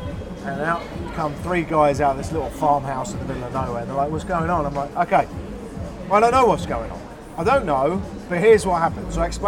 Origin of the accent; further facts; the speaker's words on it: England, United Kingdom; also born or lived in Canada